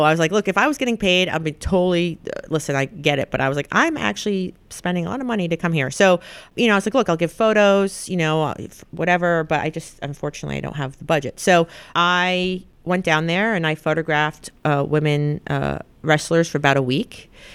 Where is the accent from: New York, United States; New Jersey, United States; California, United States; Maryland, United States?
New York, United States; the Hamptons; I grew up right in the Hamptons